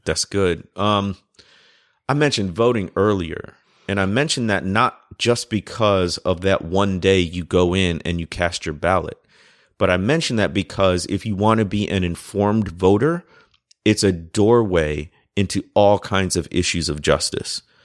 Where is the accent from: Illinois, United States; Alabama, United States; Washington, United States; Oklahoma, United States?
Illinois, United States; Chicago; I grew up in the Chicago area